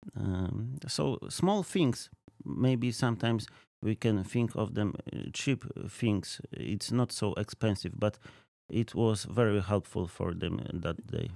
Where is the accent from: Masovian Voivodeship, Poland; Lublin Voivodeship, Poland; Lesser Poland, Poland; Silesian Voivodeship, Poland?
Lesser Poland, Poland; Krzeszowice; English is a second language; I'm from Poland, Krzeszowice, which is, uh, very close to Krakow